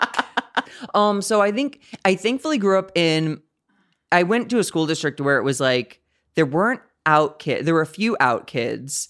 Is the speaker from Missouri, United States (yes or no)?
yes; St. Louis, Missouri, United States; moved away as an adult; now in Los Angeles, United States; I'm from the Midwest, Saint Louis, Missouri